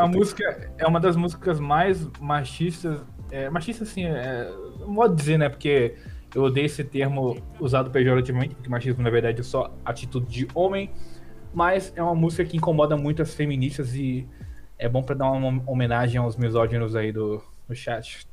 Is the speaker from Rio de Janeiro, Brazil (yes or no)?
yes; Rio de Janeiro, Brazil; also born or lived in Rio Grande do Norte; Que eu sou do Rio de Janeiro, eu tô morando no Rio de Janeiro agora